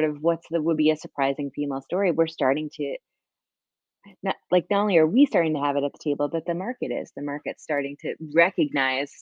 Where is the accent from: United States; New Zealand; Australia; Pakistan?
United States; Hudson Valley, New York; I grew up in the Hudson Valley, the daughter of two teachers